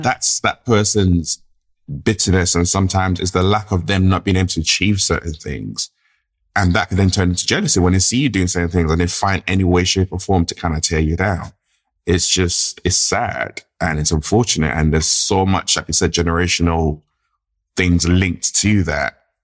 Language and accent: English; London, United Kingdom; grew up in, in, in the U K, grew up in London